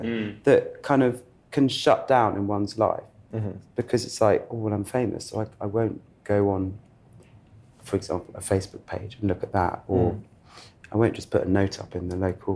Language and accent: English; England, United Kingdom; I'm English.